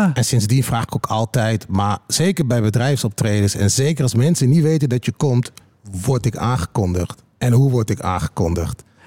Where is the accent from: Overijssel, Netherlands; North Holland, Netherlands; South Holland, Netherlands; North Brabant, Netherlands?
Overijssel, Netherlands; Twente; Ik kom natuurlijk uit Twente